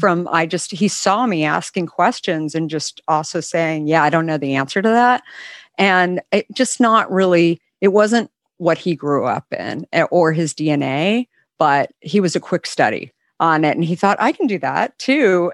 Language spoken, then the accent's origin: English; West Coast, United States; I grew up on the West Coast